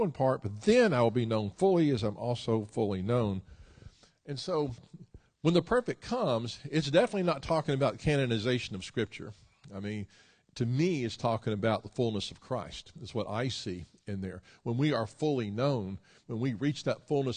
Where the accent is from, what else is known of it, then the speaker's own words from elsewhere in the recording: Memphis, Tennessee, United States; Memphis, which is my hometown